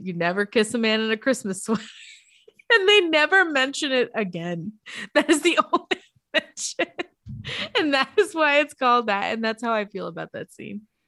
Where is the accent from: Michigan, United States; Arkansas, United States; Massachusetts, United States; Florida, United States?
Arkansas, United States; I'm from Arkansas